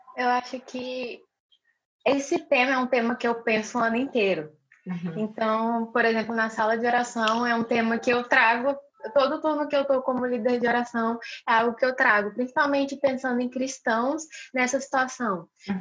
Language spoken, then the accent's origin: Portuguese; Rio Branco, Acre, Brazil; now in Florianópolis, Brazil; eu nasci em Rio Branco, no Acre